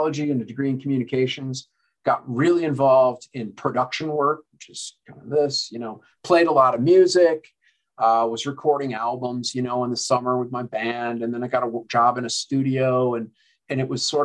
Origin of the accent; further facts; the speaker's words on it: Denver, Colorado, United States; I was born in Denver, lived here through my early childhood.